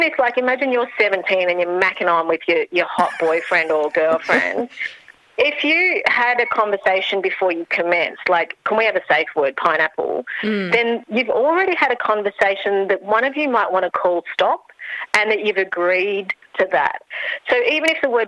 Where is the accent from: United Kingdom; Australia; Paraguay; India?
Australia; Melbourne, Victoria; I'm from Melbourne